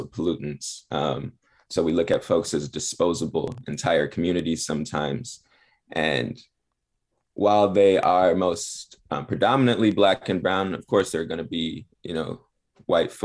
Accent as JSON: {"language": "English", "town": "Los Angeles", "region": "California", "country": "United States", "tie": "born or raised there", "also_born_or_lived": "Chicago", "moved": "as an adult", "said": "I'm actually from the Harbor area of Los Angeles. I grew up in Harbor City in Wilmington, right outside of the port of Los Angeles"}